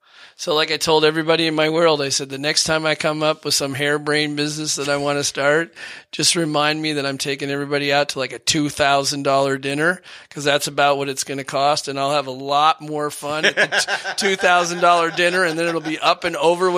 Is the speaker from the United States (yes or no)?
yes; Dearborn, Michigan, United States; also born or lived in Seattle / Portland / New Orleans; Well, I grew up in Dearborn, and then I went to Seattle, and then I lived in Portland, Oregon. And then I lived in New Orleans.